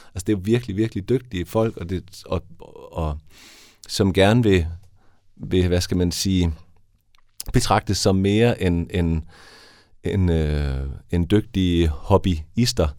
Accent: Haderslev, Southern Denmark, Denmark; moved away as an adult; also born or lived in Vojens / Copenhagen; now in Esbjerg, Denmark; Jeg er oprindeligt fra Haderslev. Så jeg er gået ned i Vojens der og opvokset i Haderslev, men flyttet til Esbjerg

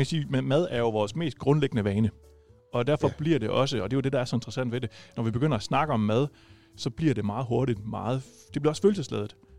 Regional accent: Viborg, Central Denmark Region, Denmark; now in Rødding, Denmark; jeg er ikke fra Rødding oprindeligt, jeg er oprindeligt fra Viborg

